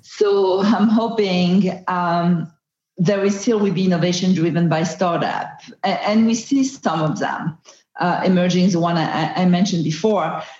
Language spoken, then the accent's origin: English; Marseille, Provence-Alpes-Côte d'Azur, France; English is a second language; moved away; I'm from Marseille in France